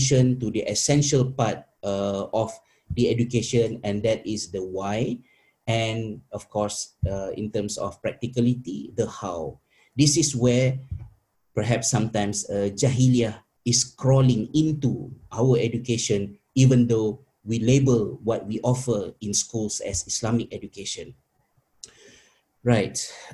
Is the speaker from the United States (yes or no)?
no; Malaysia; moved away; my fellow teachers back in my home country in Malaysia